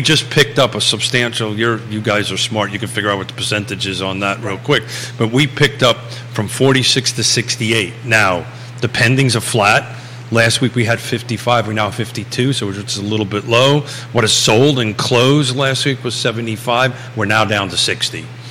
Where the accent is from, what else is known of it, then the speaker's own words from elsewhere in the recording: New York, United States; moved away; I swallow the R because I'm from New York